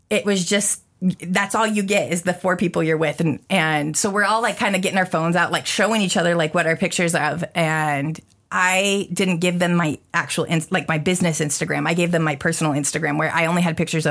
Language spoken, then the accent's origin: English; Spokane, Washington, United States; a town in Washington, a city in Washington